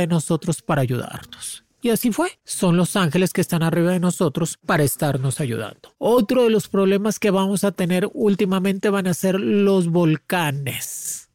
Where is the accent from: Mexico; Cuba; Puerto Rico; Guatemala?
Mexico; somos fuertes, el mexicano es fuerte